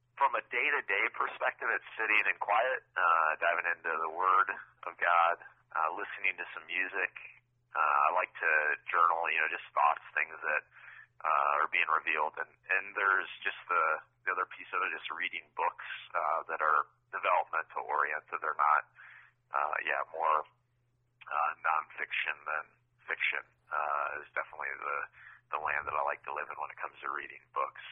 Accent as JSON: {"language": "English", "town": "Urbandale", "region": "Iowa", "country": "United States", "tie": "born or raised there", "also_born_or_lived": "Missouri", "said": "I grew up in the Des Moines area in a uh, another suburb of Des Moines, Urbandale"}